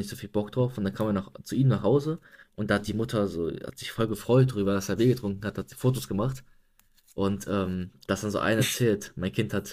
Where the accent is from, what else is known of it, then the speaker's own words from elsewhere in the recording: Germany; bei uns in Deutschland